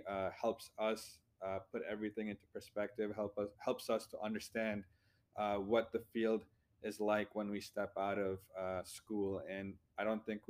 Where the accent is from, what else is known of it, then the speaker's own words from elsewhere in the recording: India; now in United States; coming from a different country, I was born in India